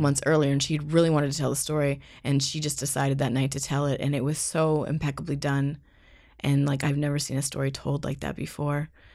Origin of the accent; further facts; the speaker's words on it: Canada; moved away as an adult; also born or lived in Ottawa, Canada / Seattle, United States; being a Canadian in the States